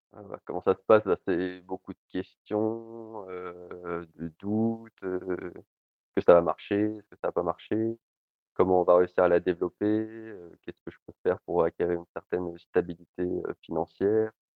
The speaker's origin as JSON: {"language": "French", "town": "Lille", "region": "Hauts-de-France", "country": "France", "said": "Je suis originaire de Lille"}